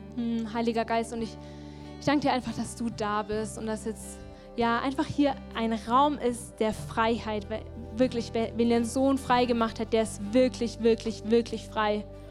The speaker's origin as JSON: {"language": "German", "country": "Germany", "said": "wir vor allem als Deutsche"}